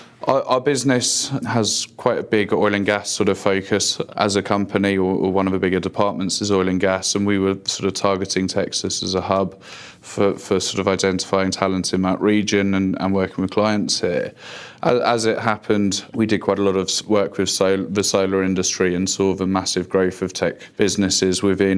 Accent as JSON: {"language": "English", "region": "London", "country": "United Kingdom", "tie": "born or raised there", "moved": "as an adult", "lives_now": "United States", "said": "No, I'm not a native of here. I grew up in London initially, but moved out to the States about 5 or 6 years ago."}